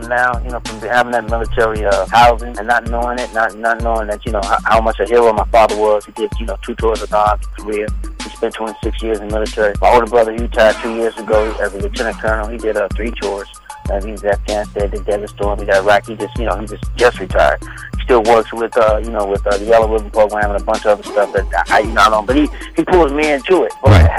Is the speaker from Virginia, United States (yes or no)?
yes; Newport News, Virginia, United States; born there; I was born in Newport News, Fort Eustis, Virginia.